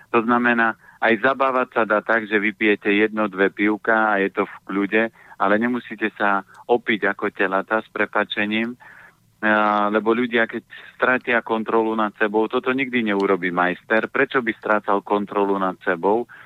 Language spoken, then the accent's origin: Slovak; Orava, Žilina Region, Slovakia; ja pochádzam z Oravy